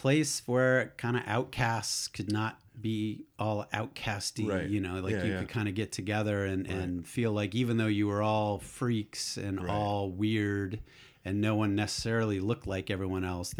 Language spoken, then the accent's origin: English; Acton, Massachusetts, United States; So I'm not a born and bred Bostonian, right. But yeah. As you can probably tell from my accent, but I consider myself that's my adopted town for sure.